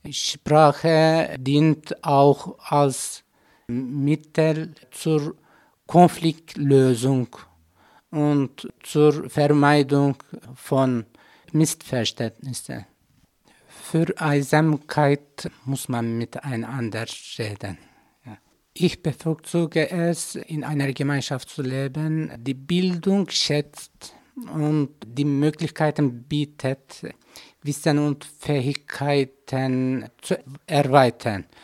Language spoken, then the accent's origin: German; Turkey; German is a second language; moved away as an adult; now in Götzis, Austria; Ich komme aus der Türkei. Ich bin verheiratet. Wir sind vierköpfige Familie. Ich wohne in Götzis in Vorarlberg.